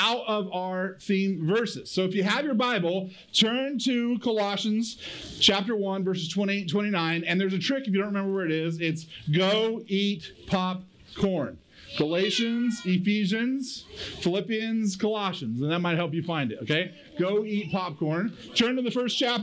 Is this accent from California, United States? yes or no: yes; Kingsburg, California, United States; I'm from Kingsburg.